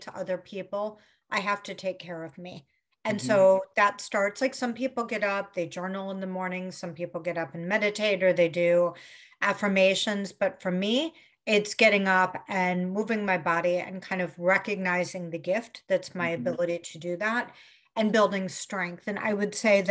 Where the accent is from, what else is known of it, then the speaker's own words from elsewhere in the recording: Chicago, Illinois, United States; Grew up in Chicago